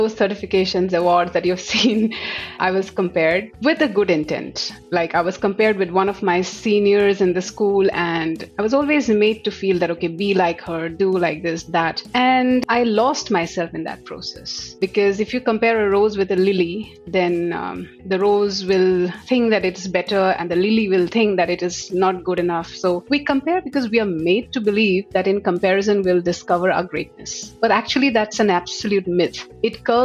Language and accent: English; Assam, India; moved away as an adult; also born or lived in Delhi; I come from Assam and I moved to Delhi after passing my MBA specializing in HR